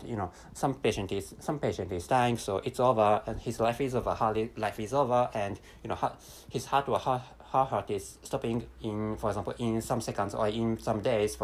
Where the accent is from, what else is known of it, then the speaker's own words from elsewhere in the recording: Japan; first language Japanese; English is a second language; we Japanese say shinzo in Japanese language